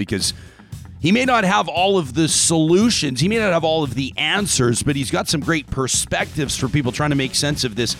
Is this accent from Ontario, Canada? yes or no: no; Calgary, Alberta, Canada; I grew up in Calgary